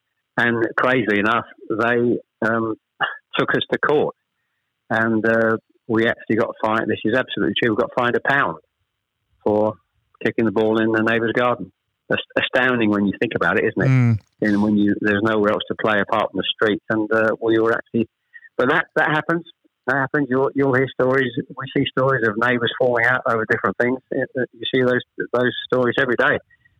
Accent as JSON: {"language": "English", "town": "Chelmsford", "region": "East of England", "country": "United Kingdom", "tie": "born or raised there", "also_born_or_lived": "Ashton-under-Lyne", "said": "We actually moved south from Manchester. I was born in Ashton-under-Lyne. We actually moved south to Chelmsford when I was probably, I was the eldest of three, when I was probably about 7 or 8, into this particular street called Greenways."}